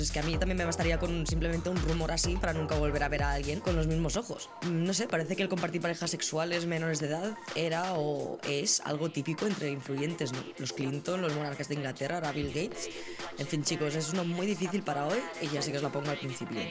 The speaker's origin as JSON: {"language": "Spanish", "country": "Spain", "said": "soy de España y me entra el nacionalismo"}